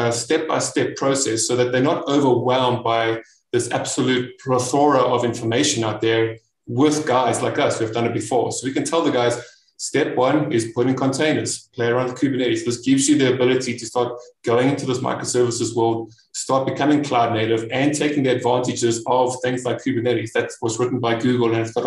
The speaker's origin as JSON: {"language": "English", "country": "South Africa", "said": "I am from South Africa"}